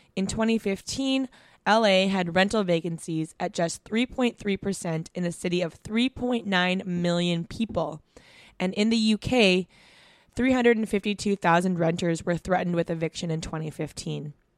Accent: Vancouver, British Columbia, Canada; growing up in Vancouver

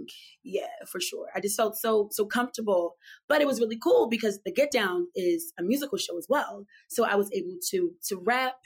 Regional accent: Philadelphia, Pennsylvania, United States; now in New York, United States; I was born and raised in Philadelphia. I grew up on the bus and like trains, just city life

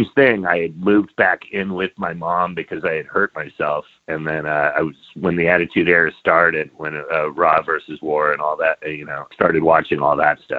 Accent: Bay Area, California, United States; I grew up in the Bay Area in the 70s

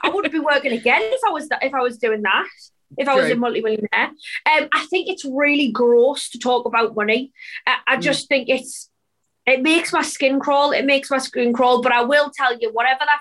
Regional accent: Sunderland, North East England, United Kingdom; my hometown, Sunderland, which is pretty small

